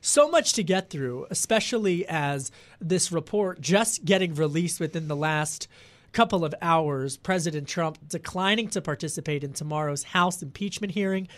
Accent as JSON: {"language": "English", "area": "Delco, outside Philadelphia", "region": "Pennsylvania", "country": "United States", "tie": "born or raised there", "said": "I grew up outside of Philadelphia"}